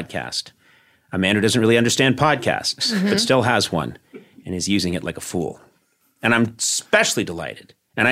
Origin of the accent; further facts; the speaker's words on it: Boston, Massachusetts, United States; moved away; I grew up in Boston, and I spent a lot of my life on the East Coast.